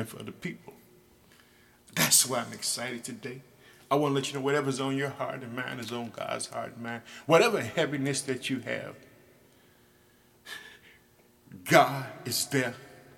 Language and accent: English; Illinois, United States; my home state in the United States, Illinois